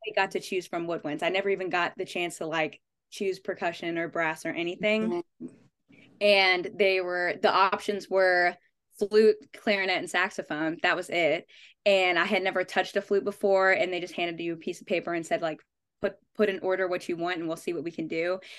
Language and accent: English; Las Vegas, Nevada, United States; I'm from Vegas